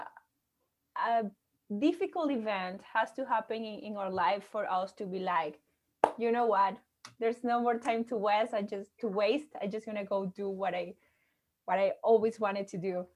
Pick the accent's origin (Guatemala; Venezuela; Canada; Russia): Venezuela; I'm from Venezuela